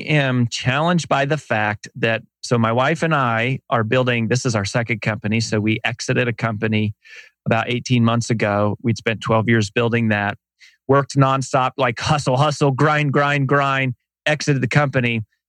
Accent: Colorado, United States; moved away as an adult; also born or lived in Boulder, Colorado / Frederick, Colorado / Denver, Colorado; now in Nashville, United States; Technically, I was born in a trailer park in Boulder, Colorado. I went to high school in a small town called Frederick, Colorado. Then I went to the University of Denver.

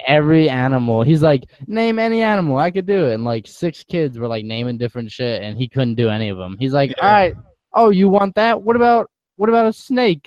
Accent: East Coast, United States; growing up in the East Coast

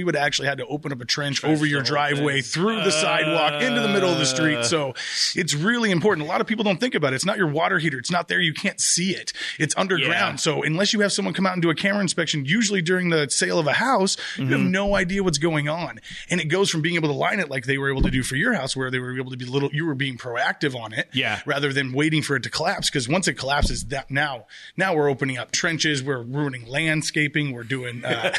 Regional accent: Colorado, United States; I mean, Rich came from Hawaii to here and I came from Colorado to here.

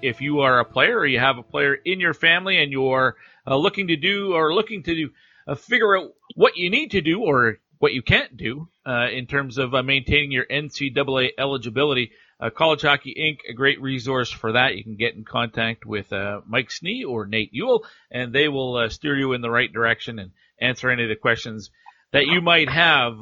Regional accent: Alberta, Canada; also born or lived in New Brunswick; New Brunswick, uh, well, it's my home province, but I grew up in Alberta for the most part

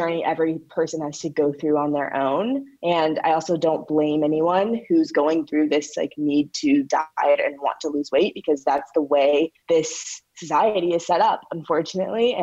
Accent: St. Louis, Missouri, United States; I'm from St. Louis, where the birth of the Black Lives Matter movement was

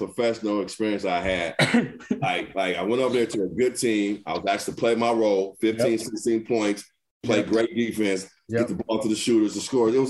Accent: United States; It made me appreciate being an American. Because, you know, being a Black man in America is not always the thing to be

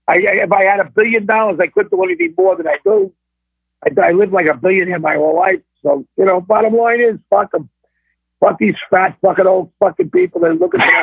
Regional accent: New York, United States; I'm a fucking New Yorker. That's what I am. I talk like a New Yorker

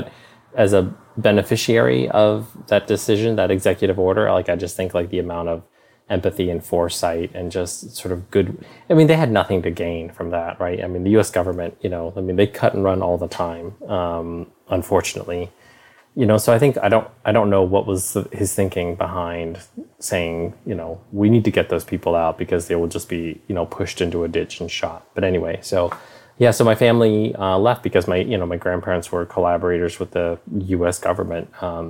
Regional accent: Ho Chi Minh City, Vietnam; born there; So, you know, I was born in Saigon, Vietnam.

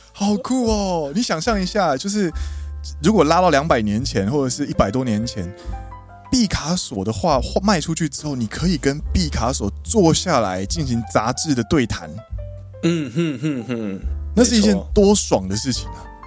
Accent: Kaohsiung, Taiwan; now in Japan; 加上我是高雄人

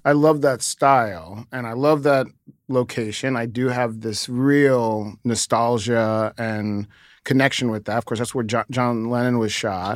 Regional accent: New York, United States; kid growing up in New York, I grew up ne-, next to a, a building called the Stratford Arms

